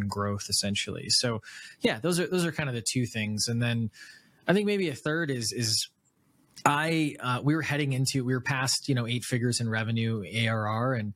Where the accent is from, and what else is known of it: Wisconsin, United States; born or raised there; moved away